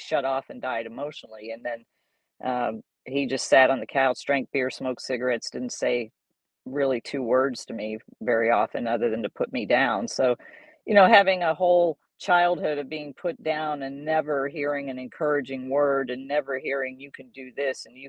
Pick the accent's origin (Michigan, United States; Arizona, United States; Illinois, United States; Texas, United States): Texas, United States; San Antonio; born or raised there; also born or lived in Dallas, Texas / Bay Village, Ohio